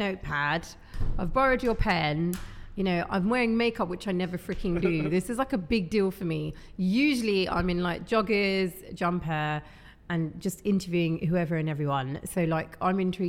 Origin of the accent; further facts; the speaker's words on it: Hounslow, London, United Kingdom; I'm from West London. I'm from Hounslow.